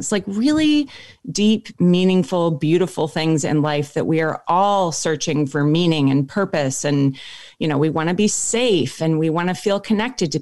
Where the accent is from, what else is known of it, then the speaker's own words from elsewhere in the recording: Minneapolis, Minnesota, United States; moved away as an adult; also born or lived in Nebraska / Wisconsin / Oakland, California; now in East Coast, United States; I spent the first 25 years of my life in Minneapolis and grew up actually spending a lot of time in Nebraska